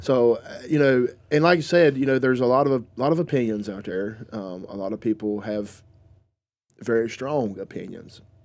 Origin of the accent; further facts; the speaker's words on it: the South, United States; I am from around this area. I am from the South.